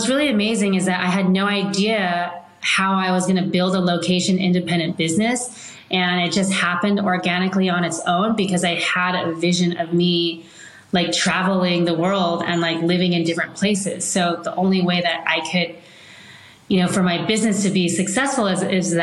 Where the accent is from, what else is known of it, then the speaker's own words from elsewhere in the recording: Palos Verdes, California, United States; I grew up in Palos Verdes, so it was very close to the sea